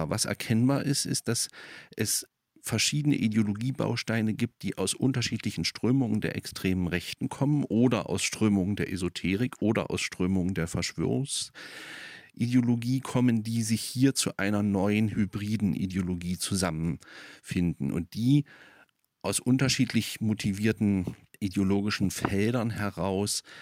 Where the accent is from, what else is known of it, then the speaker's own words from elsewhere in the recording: Germany; Ich bin in, in der DDR aufgewachsen.